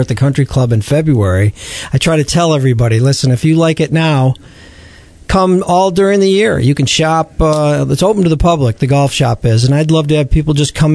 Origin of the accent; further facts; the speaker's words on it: East Lansing, Michigan, United States; I grew up in East Lansing, and went to Okemos High School and played golf in high school